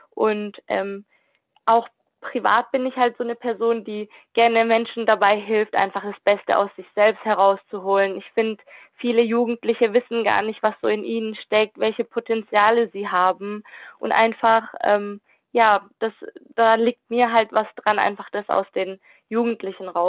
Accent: Kornwestheim, Baden-Württemberg, Germany; Ich komme aus Convestheim, bin duale Studentin und studiere Wirtschaftsinformatik im vierten Semester.

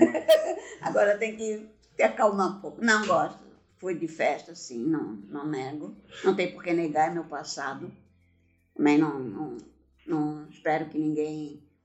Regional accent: Blumenau, Santa Catarina, Brazil; also born or lived in Gaspar; Eu nasci em Gaspar, cidade vizinha de Blumenau. E viemos morar em Blumenau quando eu tinha três anos de idade. Então me considero blumenauense

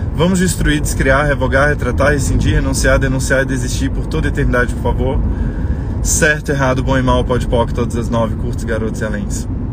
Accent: Brazil; nós somos brasileiros

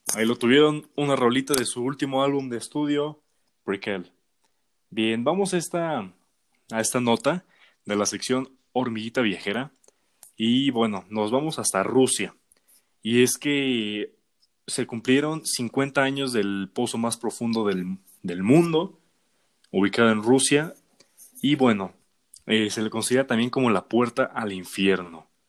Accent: Mexico; somos mexicanos

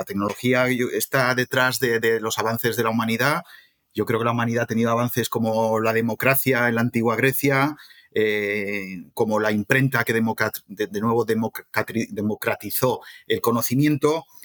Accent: Zaragoza, Aragon, Spain; moved away as an adult; now in Madrid, Spain; soy de Zaragoza, soy de una ciudad de automoción, ¿no? Con General Motos, ahora Estelantis.

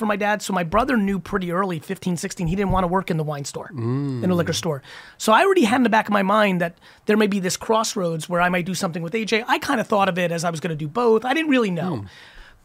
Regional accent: Edison, New Jersey, United States; also born or lived in Belarus / Queens, New York; I grew up in Queens and then Edison, New Jersey.

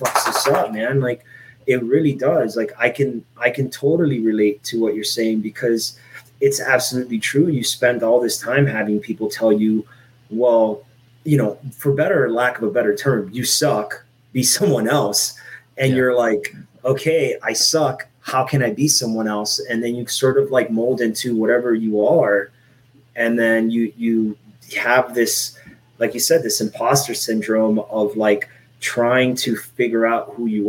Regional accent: Miami, Florida, United States; also born or lived in Puerto Rico; I grew up in Miami, Florida

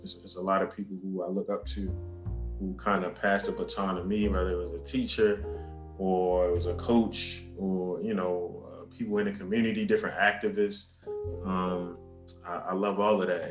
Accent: Baltimore, Maryland, United States; born and raised in, in Baltimore, Maryland

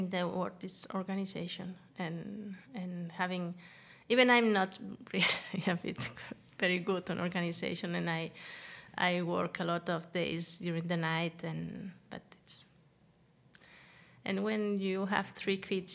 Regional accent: Andorra; moved away as an adult; now in Denmark; I'm from Andorra

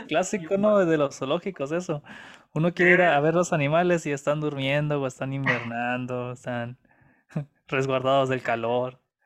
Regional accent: Mexico; nosotros mexicanos

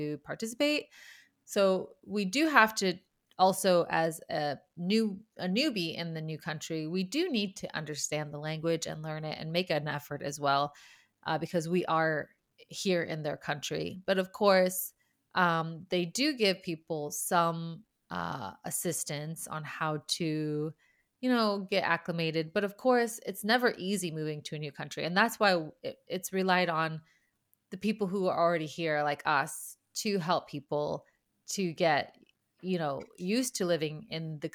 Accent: United States; now in Sweden; being an American living in Sweden

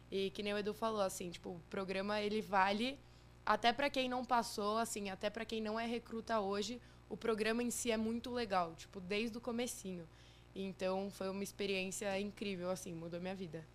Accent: São Paulo, Brazil; Sou de São Paulo, morei aqui minha vida toda

